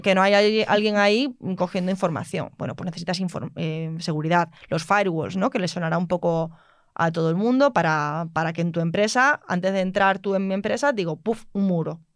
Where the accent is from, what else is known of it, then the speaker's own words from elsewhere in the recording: Mérida, Extremadura, Spain; yo soy de Mérida, yo no soy de Madrid